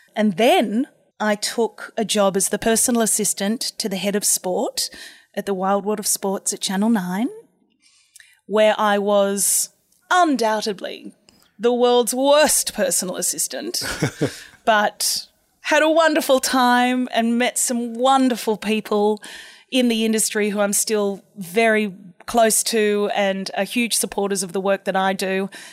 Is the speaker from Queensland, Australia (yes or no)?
no; Sydney, New South Wales, Australia; I grew up in Saint Ives with my mum and dad